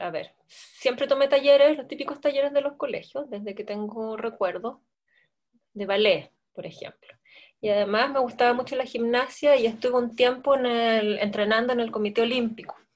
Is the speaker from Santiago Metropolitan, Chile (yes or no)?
yes; Santiago Metropolitan, Chile; born there; yo nací en el San Juan eh, con una cesárea programada a los ocho meses.